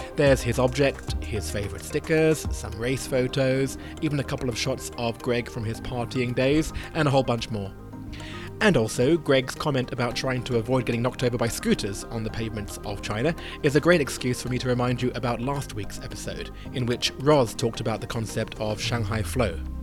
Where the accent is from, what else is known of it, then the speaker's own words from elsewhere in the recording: United Kingdom; I'm a Brit